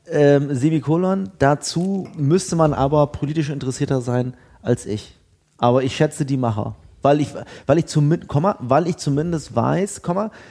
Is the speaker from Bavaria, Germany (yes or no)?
no; Bremen, Germany; ich bin ja Bremer.